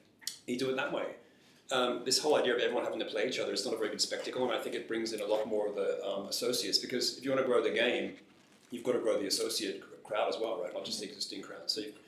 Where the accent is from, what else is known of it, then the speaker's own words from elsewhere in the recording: Australia; as an Australian